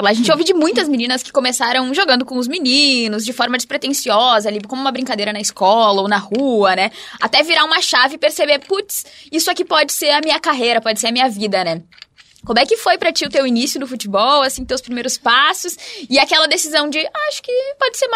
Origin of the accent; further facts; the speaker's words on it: Caxias, Brazil; Não, é porque eu sou de Caxias e eu